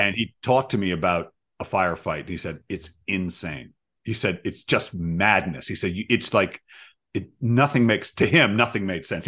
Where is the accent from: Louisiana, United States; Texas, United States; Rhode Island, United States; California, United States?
Rhode Island, United States; Providence; now in Seattle, United States; I grew up in Providence